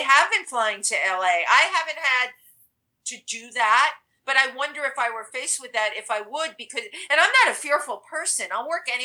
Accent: New York City, New York, United States; I'm a kid from the Bronx

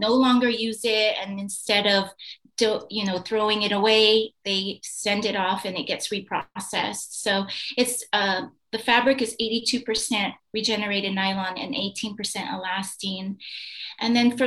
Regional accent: United States; now in Bali, Indonesia; I'm an American living on this island

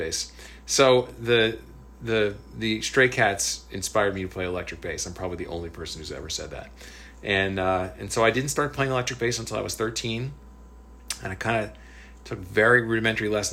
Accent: New Jersey, United States; moved away as an adult; also born or lived in Berkeley / Los Angeles; in my high school class in New Jersey

